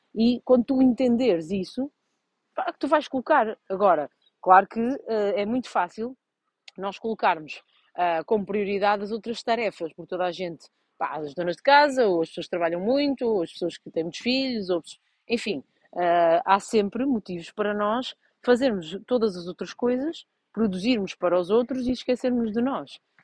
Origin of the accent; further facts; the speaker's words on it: Vouzela, Centro, Portugal; eu sou de uma vila de Viseu chamada Vozela, e pronto, em Vozela só havia handball